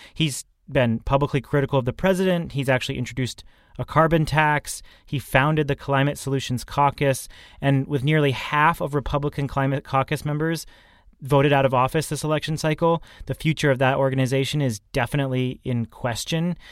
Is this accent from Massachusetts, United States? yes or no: yes; Massachusetts, United States; here in Massachusetts, in my home state